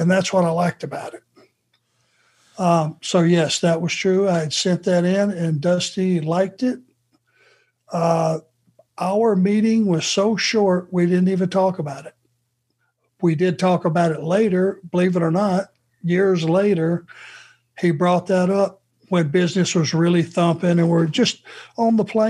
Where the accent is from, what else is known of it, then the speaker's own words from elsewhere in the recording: the South, United States; accent: Southern; But I just knew a guy with my heavy Southern accent. I don't have it anymore, do I?